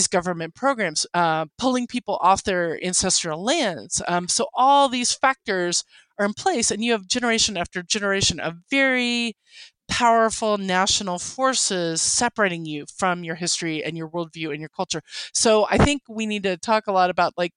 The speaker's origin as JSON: {"language": "English", "region": "Oklahoma", "country": "United States", "first_language": "English", "said": "Oklahoma Cherokee"}